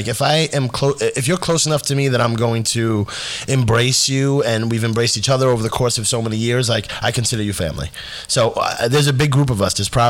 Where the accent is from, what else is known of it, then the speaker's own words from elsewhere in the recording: New York City, New York, United States; I was born in the Bronx, raised right here on Sedgwick and Giles Place, which is now Howard E. Padernacht Way.